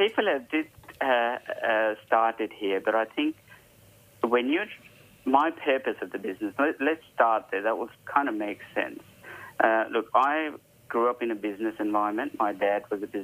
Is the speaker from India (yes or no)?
yes; Hyderabad, Telangana, India; now in Perth, Australia; I was born and bred in India. Hyderabad was my city. Those are all my memories as I grew up